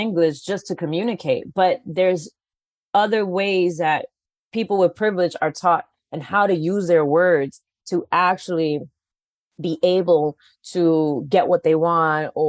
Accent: New York City, New York, United States; now in Los Angeles, United States; I'm from the Bronx

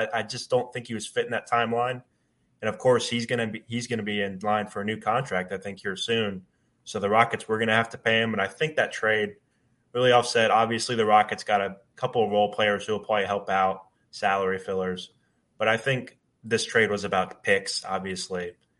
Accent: Houston, Texas, United States; I was born and raised in Houston

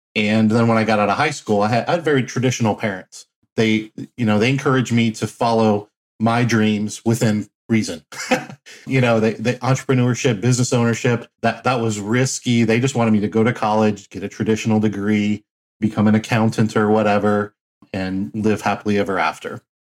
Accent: Cincinnati, Ohio, United States; also born or lived in Flint, Michigan; my dad was transferred to Cincinnati, Ohio uh, for a job opportunity. And so I grew up the rest of my life in Cincinnati.

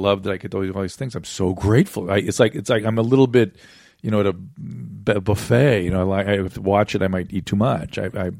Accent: Pasadena, California, United States

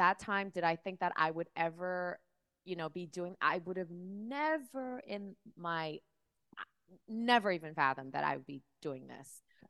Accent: Miami, Florida, United States; also born or lived in Seoul, South Korea / New York City; I actually grew up in... I was born in Seoul, South Korea. Oh, wow. My family moved to Miami.

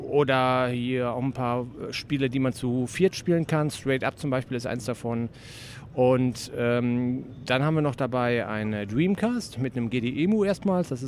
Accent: Cologne, North Rhine-Westphalia, Germany; now in Wuppertal, Germany; Ja, also ich bin ursprünglich Kölner, also komme praktisch hier aus meiner Stadt, Heimspiel sozusagen, ja. Köln-Ehrenfeld wohne seit einigen Jahren in Wuppertal

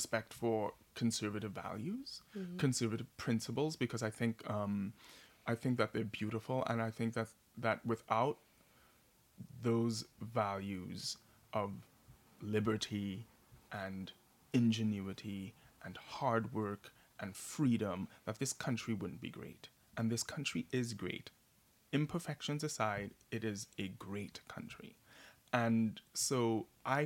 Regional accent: Trinidad & Tobago; now in New York City, United States; a gay boy growing up in Trinidad and Tobago, or as a black man living in America

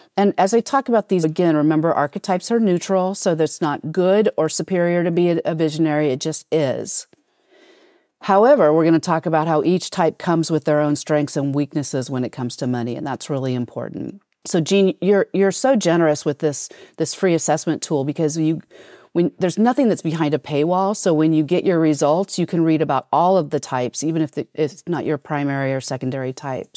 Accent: United States; being an American

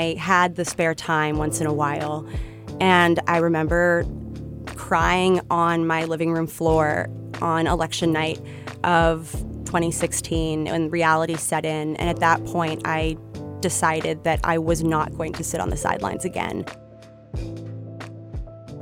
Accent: Los Altos, California, United States; now in San Francisco, United States; I grew up right here in Los Altos, so about 45 minutes south of the city

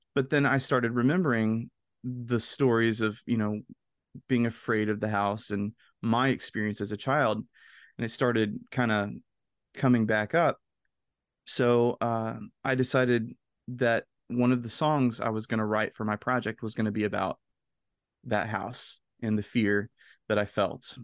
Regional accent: the South, United States; kid growing up in the South

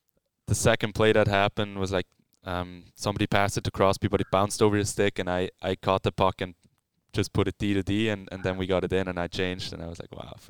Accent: Swiss German part of Switzerland, German-speaking Switzerland, Switzerland; English is a second language; moved away; we talk German and Swiss German. I'm from the Swiss German part of Switzerland.

